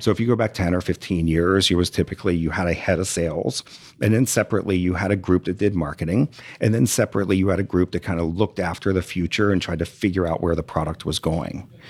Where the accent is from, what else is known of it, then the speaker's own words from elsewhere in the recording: Delaware, United States; moved away as an adult; now in Houston, United States; I'm a Yankee, I'm from Delaware